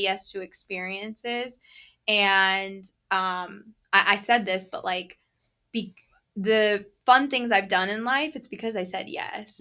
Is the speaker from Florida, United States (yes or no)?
yes; Florida, United States; growing up in Florida